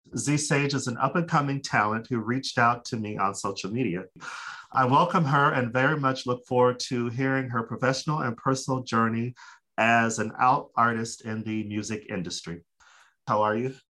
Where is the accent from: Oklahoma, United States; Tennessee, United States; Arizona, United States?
Arizona, United States; Phoenix; We're from Phoenix.